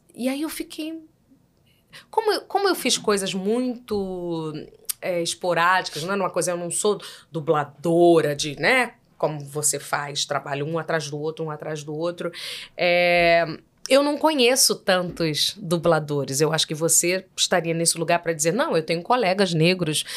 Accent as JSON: {"language": "Portuguese", "region": "Rio de Janeiro", "country": "Brazil", "accent": "carioca", "said": "você acha que eu sou muito carregada? como, como carioca"}